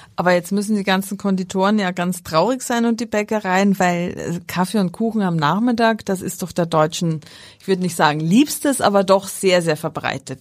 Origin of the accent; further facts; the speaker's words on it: Austria; moved away; ich ja nicht mit Krabben groß geworden bin in Österreich